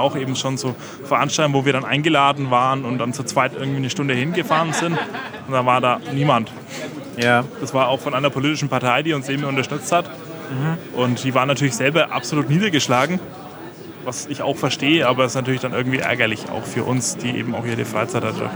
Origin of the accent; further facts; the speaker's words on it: Franconia, Bavaria, Germany; accent: Franconian; mein Dialekt ist durchaus fränkisch und der kann man auch recht schnell erkennen